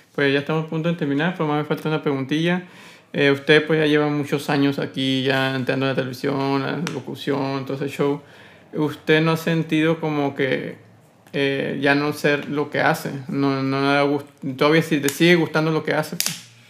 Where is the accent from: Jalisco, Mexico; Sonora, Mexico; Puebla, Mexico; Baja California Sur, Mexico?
Sonora, Mexico; como sonorense